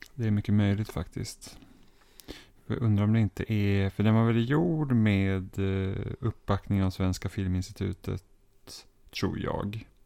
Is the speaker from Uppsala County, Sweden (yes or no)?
yes; Roslagen, near Knutby, Uppsala County, Sweden; moved away; also born or lived in Enköping, Sweden; Så jag är liksom uppvuxen i, i de krokarna helt enkelt